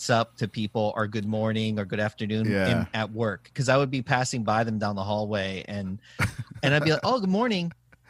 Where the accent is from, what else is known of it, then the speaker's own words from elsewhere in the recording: San Antonio, Texas, United States; moved away as an adult; now in Los Angeles, United States; growing up in San Antonio